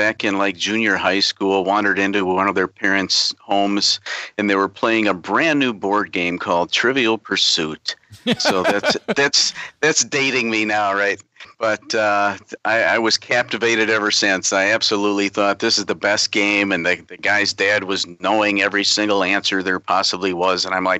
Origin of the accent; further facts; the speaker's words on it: Illinois, United States; First of all, I'm from Illinois, north of Chicago, kind of dead between Chicago and Milwaukee.